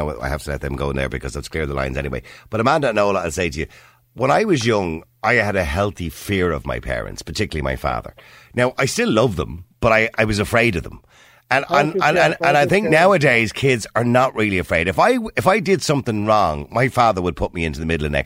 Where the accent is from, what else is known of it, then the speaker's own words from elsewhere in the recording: Dublin, Leinster, Ireland; I remember it here in Dublin when I was a kid